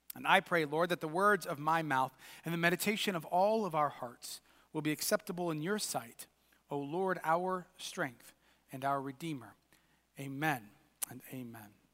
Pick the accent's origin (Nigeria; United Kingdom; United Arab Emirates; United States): United States; us as American Christians